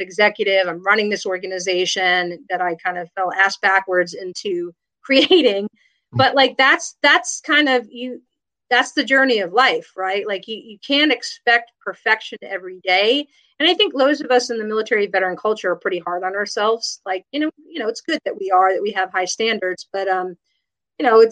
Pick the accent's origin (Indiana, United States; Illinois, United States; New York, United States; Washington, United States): New York, United States; moved away as an adult; also born or lived in Berkeley, California / Lawton, Oklahoma; I grew up in New York